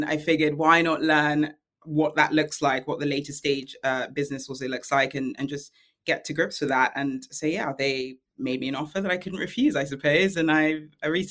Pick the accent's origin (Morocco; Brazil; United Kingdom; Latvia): United Kingdom; London; I'm a Londoner of Nigerian descent.